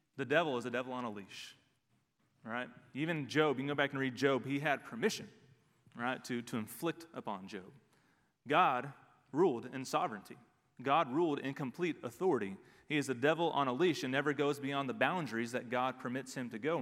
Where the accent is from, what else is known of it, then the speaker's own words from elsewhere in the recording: Dallas, Texas, United States; We grew up in the Dallas area